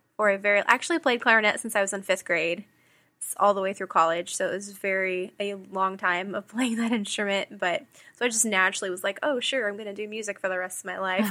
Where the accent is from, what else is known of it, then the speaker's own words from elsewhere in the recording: Houston, Texas, United States; moved away as an adult; now in Kansas City, United States; I am originally from Houston. I moved to Kansas City